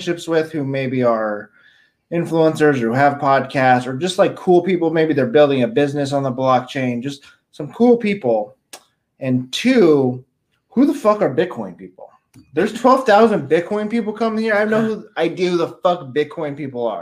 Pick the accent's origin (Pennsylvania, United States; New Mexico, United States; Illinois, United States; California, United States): New Mexico, United States; Albuquerque; I'm also from Albuquerque